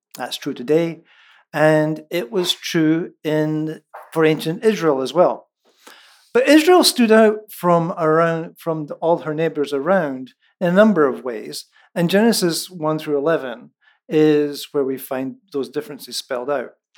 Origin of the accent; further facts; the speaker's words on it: central Scotland, United Kingdom; first language Scots; moved away; It's in Lallans, which is the dialect of English from central Scotland